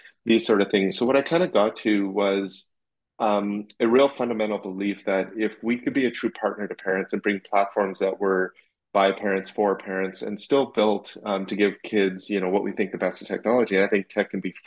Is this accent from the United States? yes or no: no; Saskatchewan, Canada; I grew up in Saskatchewan in Canada, middle of Canada